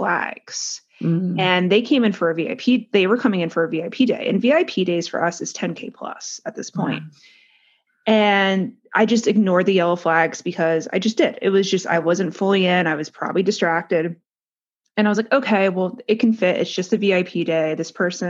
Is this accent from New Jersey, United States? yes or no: yes; New Jersey, United States; we're from Jersey. We know how we are. We're from North Jersey.